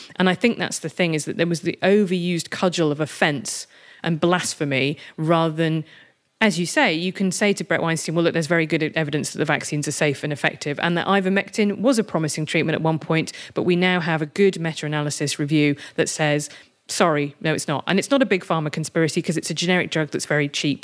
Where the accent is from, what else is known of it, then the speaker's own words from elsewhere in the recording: United Kingdom; I'm British and European rather than American